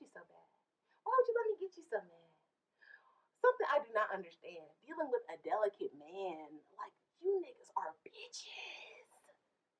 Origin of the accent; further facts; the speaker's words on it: Los Angeles, California, United States; I'm an LA girl